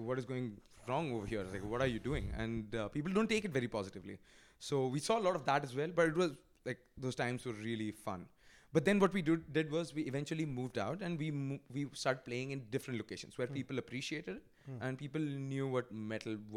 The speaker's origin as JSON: {"language": "English", "town": "Bhubaneswar", "region": "Odisha", "country": "India", "tie": "born or raised there", "moved": "yes", "said": "I was in my hometown, when I was in Bhubaneswar"}